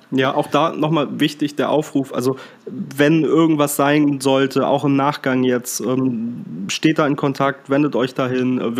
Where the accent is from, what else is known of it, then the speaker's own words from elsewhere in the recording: Rostock, Mecklenburg-Vorpommern, Germany; wobei Rostock schon schön ist, das äh, muss ich ja als Rostocker auch sagen